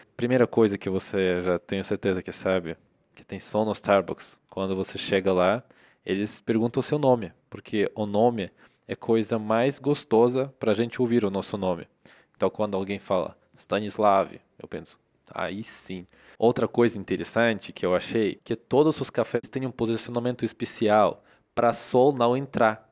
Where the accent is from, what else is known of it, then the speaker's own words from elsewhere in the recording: Russia; Portuguese is a second language; now in Brazil; eu sou da Rússia